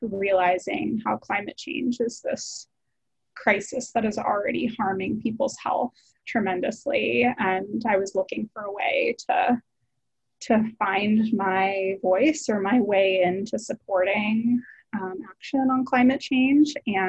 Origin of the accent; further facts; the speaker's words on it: Maryland, United States; also born or lived in Kerala, India; now in San Francisco, United States; I grew up in Maryland